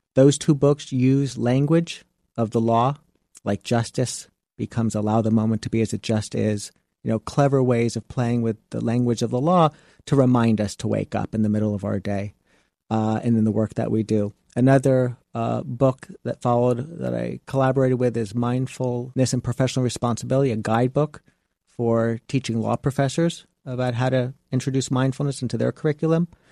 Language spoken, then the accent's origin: English; Miami Beach, Florida, United States; I come from South Beach